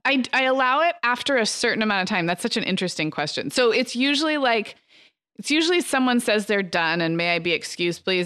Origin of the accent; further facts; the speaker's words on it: Santa Barbara, California, United States; Santa Barbara, my hometown